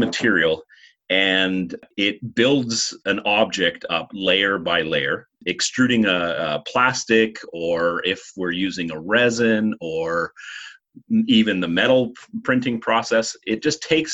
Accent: Rossland, British Columbia, Canada; also born or lived in Vancouver; I grew up in Rosslyn, which is another small community near where the college is.

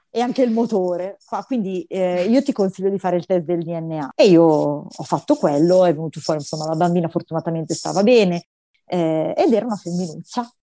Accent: Milan, Lombardy, Italy; io sono milanese

